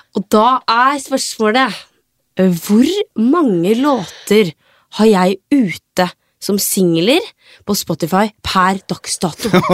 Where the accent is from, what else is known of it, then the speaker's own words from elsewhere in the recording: Sarpsborg, Østfold, Norway; Men jeg er ifra Sarpsborg